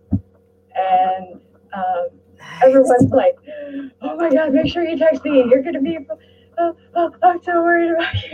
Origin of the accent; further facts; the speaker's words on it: Wyoming, United States; moved away as an adult; also born or lived in California / North Carolina / West Virginia / Arizona; I'm originally from Wyoming